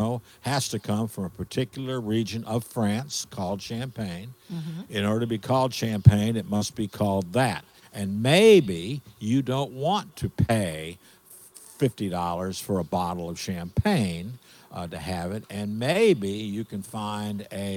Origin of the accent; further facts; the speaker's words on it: Dallas, Texas, United States; moved away as an adult; also born or lived in Lafayette, Louisiana; now in New Orleans, United States; I'm from Dallas originally